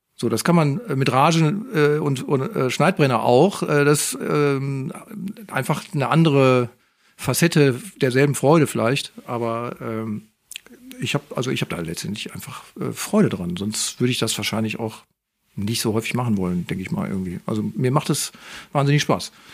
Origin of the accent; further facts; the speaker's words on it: Moers, North Rhine-Westphalia, Germany; now in Duisburg, Germany; Ich bin eigentlich Mörser, sage ich jetzt mal. Da bin ich aufgewachsen